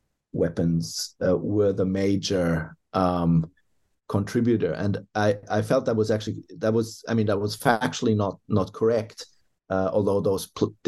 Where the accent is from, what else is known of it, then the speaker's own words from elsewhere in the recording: Germany; I hail from Germany originally